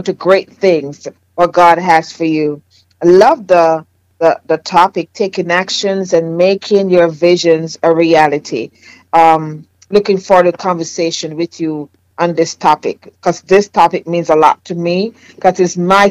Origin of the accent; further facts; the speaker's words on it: Jamaica; accent: Jamaican; moved away; my Jamaican accent